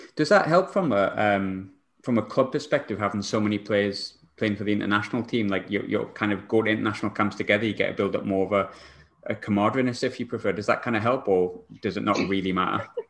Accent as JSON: {"language": "English", "region": "England", "country": "United Kingdom", "moved": "as an adult", "lives_now": "Scotland", "said": "I'm an Englishman"}